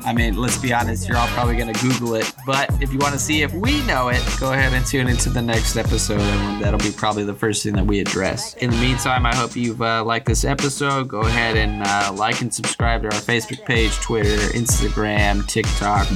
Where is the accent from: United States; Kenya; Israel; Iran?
United States; California; growing up in uh, in California